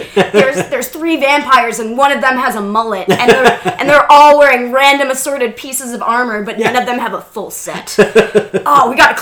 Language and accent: English; Pittsburgh, Pennsylvania, United States; born or raised there